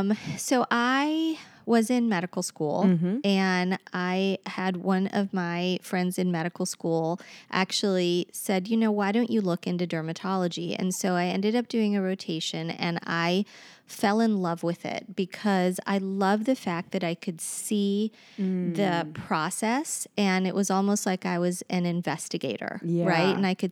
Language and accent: English; Cincinnati, Ohio, United States; I came back to Cincinnati in order to work here because I'm originally from Cincinnati.